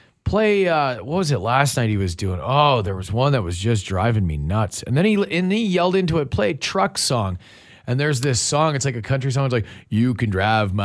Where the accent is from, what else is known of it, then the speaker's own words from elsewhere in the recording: Winnipeg, Manitoba, Canada; I grew up in Winnipeg, very far away from any ocean